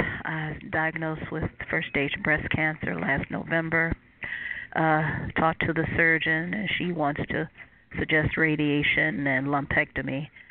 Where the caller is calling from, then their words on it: Cleveland, Ohio, United States; I'm calling from Cleveland, Ohio.